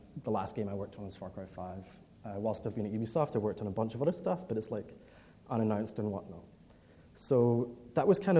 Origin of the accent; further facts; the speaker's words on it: Edinburgh, Scotland, United Kingdom; I'm from Scotland. Grew up in Edinburgh, spent pretty much all my life there, despite my accent.